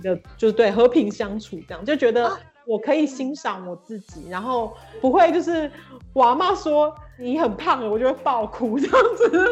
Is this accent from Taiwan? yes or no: yes; Taiwan; moved away as an adult; also born or lived in Beijing, China / United Kingdom / Berlin, Germany; now in Brussels, Belgium; 我在台湾就是成长，但我超，我很爱台湾